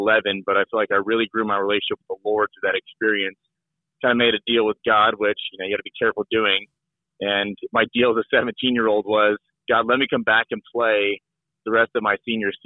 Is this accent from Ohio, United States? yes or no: yes; Bryan, Ohio, United States; I grew up in Northwest Ohio in a small town called Bryan